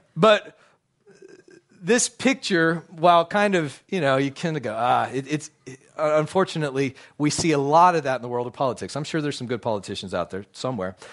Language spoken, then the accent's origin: English; United States; also born or lived in Dallas, Texas; as an American